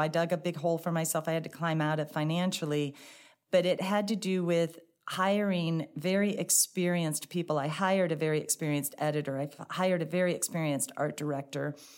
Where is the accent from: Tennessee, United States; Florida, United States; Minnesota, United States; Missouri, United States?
Missouri, United States; St. Louis; also born or lived in Dallas, Texas / Cambridge, Massachusetts; I grew up here in Saint Louis. I lived in Bridgeton